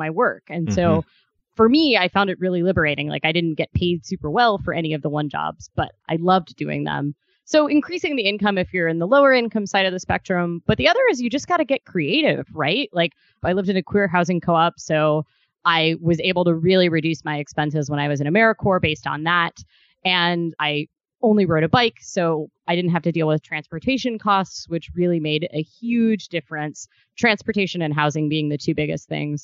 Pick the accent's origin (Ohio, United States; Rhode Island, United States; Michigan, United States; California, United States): Ohio, United States; moved away; also born or lived in Kentucky; I spent about half my day in Kentucky and half in Ohio